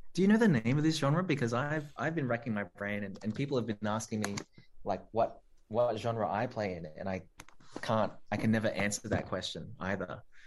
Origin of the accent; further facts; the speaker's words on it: Australia; I'm Australian. I'm proud to be, you know, born here and of this country